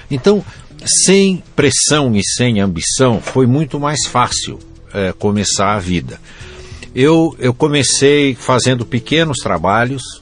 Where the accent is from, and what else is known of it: Jundiaí, São Paulo, Brazil; born there